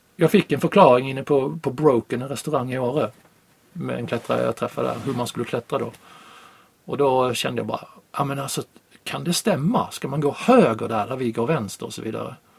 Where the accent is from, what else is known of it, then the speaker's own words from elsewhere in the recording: Sweden; jag råkade vara hemma i Sverige